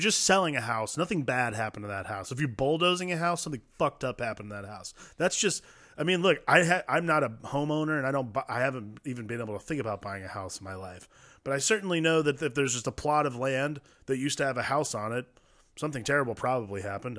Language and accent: English; Ohio, United States; I grew up in Ohio